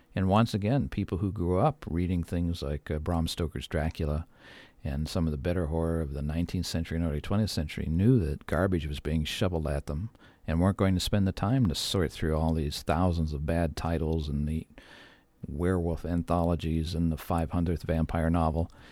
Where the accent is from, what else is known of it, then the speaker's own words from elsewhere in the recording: Midwest, United States; I grew up in the Midwest